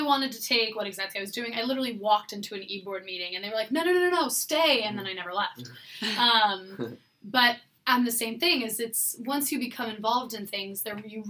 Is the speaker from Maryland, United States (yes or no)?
no; California, United States; moved away as an adult; I grew up in California with a garden and a mini orchard